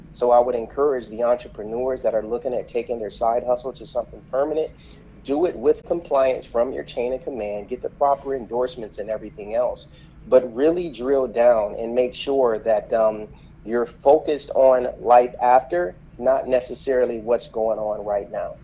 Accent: Flint, Michigan, United States; moved away as an adult; growing up in Flint, I was incredibly sheltered

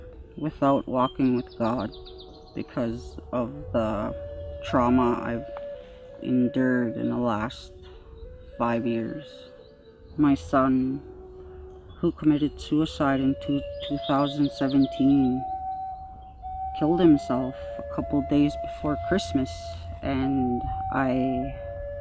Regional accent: Maskwacis, Alberta, Canada; I'm from Wascuches, Alberta

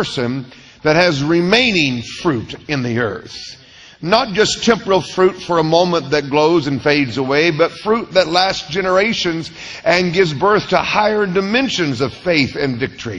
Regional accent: Tulsa, Oklahoma, United States; I was born in Tulsa, the holy Mecca. And so I think I love being raised in Tulsa by Southern North Carolina family

